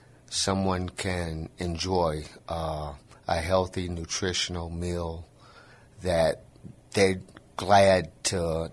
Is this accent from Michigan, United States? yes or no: yes; Michigan, United States; also born or lived in Indiana; now in San Antonio, United States; I'm from Michigan. I was born and raised. I grew up in a small town between Chicago and Detroit.